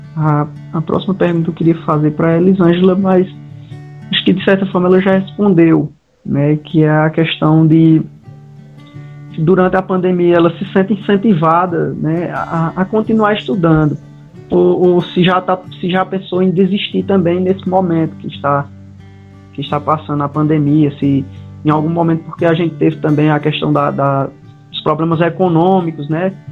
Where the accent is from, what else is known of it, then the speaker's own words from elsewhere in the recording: Caririaçu, Ceará, Brazil; eu também sou de Caririaçu